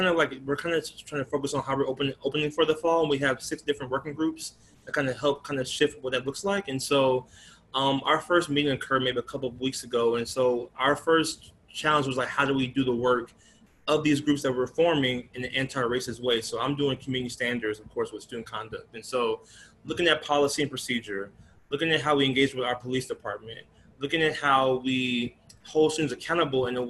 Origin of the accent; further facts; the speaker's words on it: Atlanta, Georgia, United States; moved away as an adult; now in Chicago area, United States; moving from my hometown of Atlanta